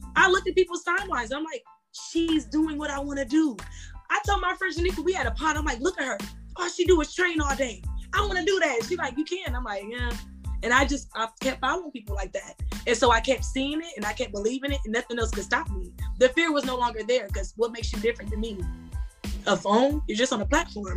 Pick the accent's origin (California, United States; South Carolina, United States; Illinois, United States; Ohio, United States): Ohio, United States; Akron; I'm from Akron, Ohio.